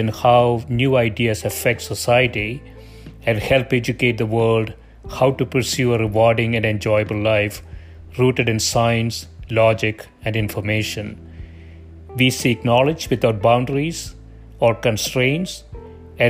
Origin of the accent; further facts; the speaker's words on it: South India, India; I grew up in South India